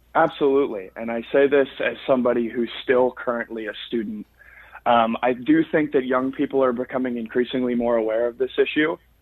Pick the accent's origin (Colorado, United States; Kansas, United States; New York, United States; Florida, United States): Florida, United States; I grew up in Florida